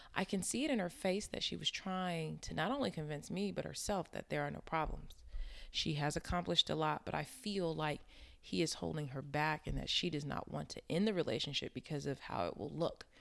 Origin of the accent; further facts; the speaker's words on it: Inglewood, California, United States; I grew up in Inglewood, California.